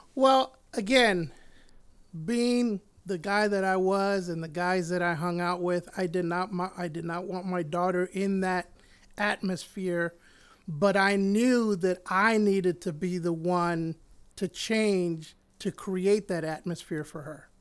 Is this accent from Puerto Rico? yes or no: yes; Puerto Rico; moved away; I was born in Puerto Rico, and I was raised, uh, close to my grandmother and my grandfather